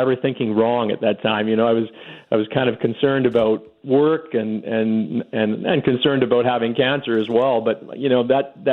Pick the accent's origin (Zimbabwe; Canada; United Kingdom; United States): Canada; Winnipeg, Manitoba; moved away as an adult; now in Calgary, Canada; I'm from Winnipeg for sure. I'm one of those guys always crusading about how special my upbringing was. And I have to say, I learned everything in Winnipeg